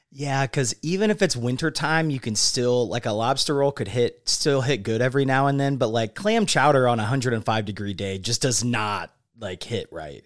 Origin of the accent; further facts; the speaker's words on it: Indianapolis, Indiana, United States; Indianapolis, my city, my hometown, crossroads of America